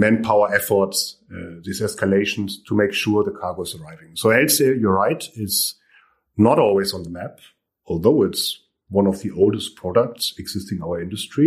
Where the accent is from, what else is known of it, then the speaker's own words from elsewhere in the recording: Hamburg, Germany; moved away as an adult; also born or lived in Santiago, Chile; I'm from Hamburg. I'm from this area.